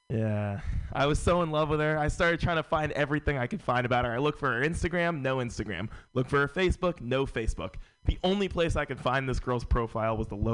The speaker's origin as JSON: {"language": "English", "town": "San Francisco", "region": "California", "country": "United States", "tie": "born or raised there", "said": "Uh, born and raised in San Francisco. San Francisco is a very white city."}